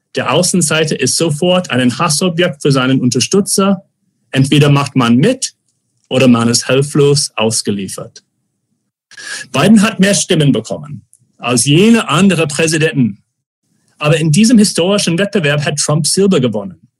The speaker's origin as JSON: {"language": "German", "region": "Arizona", "country": "United States", "tie": "born or raised there", "second_language": "German", "moved": "yes", "said": "meinem Heimat Arizona"}